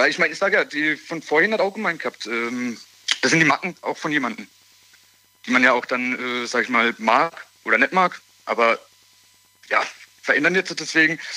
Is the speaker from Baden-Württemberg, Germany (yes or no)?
yes; Rastatt, Baden-Württemberg, Germany; Ich komme von Rastatt.